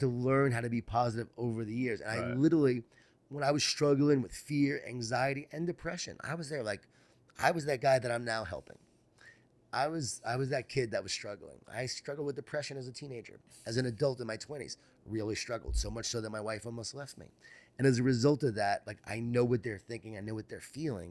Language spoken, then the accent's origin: English; Long Island, New York, United States; Growing up in Long Island, New York